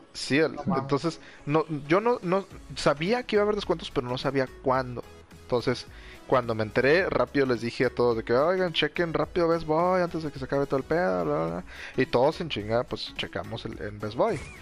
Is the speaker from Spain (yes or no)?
no; Mexico; cómo somos los mexicanos